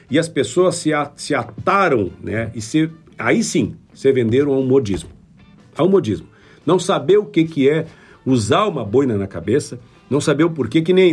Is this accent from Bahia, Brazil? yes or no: no; Rio Grande do Sul, Brazil; moved away; eu venho da região da fronteira.